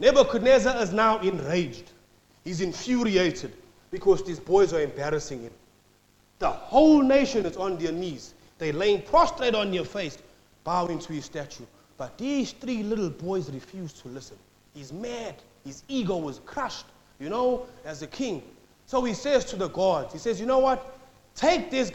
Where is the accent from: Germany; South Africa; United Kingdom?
South Africa; now in Australia; I'm from South Africa